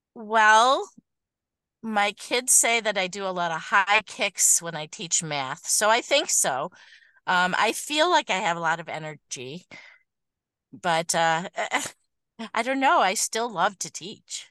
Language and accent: English; Oak Park, Michigan, United States; I have been in Michigan my whole life. I grew up in the Detroit area right near the zoo